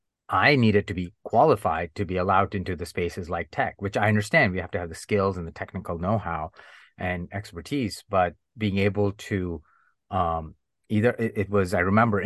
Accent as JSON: {"language": "English", "country": "India", "accent": "Indian", "second_language": "English", "said": "And I truly masked myself. I unlearned my Indian accent. I would make fun of the Indian accent. I would make jokes about my own culture to fit"}